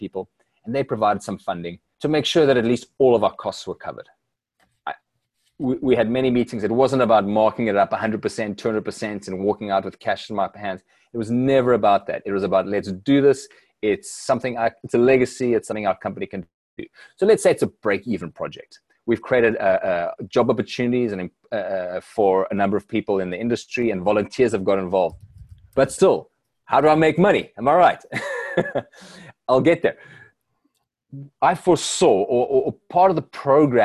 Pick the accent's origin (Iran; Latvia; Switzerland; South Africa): South Africa; as a South African that's grown up through this change in South Africa